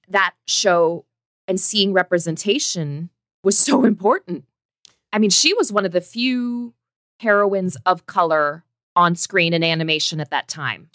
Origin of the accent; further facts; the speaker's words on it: Indiana, United States; I was a little girl growing up in Indiana